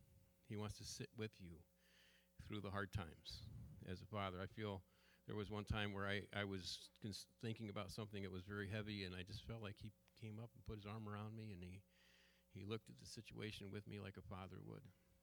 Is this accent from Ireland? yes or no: yes; Munster, Ireland; I have Irish roots. … I'm from County Clare, Ireland, you know.